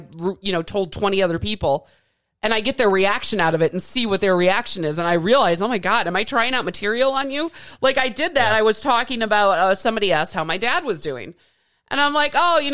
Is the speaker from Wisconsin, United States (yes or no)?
yes; Midwest, Wisconsin, United States; now in Arizona, United States; I'm not from here. I'm from the Midwest